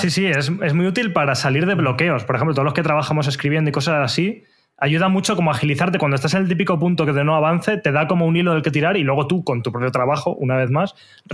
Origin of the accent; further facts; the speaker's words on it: Torrelodones, Community of Madrid, Spain; mi pueblo, de Torrelodones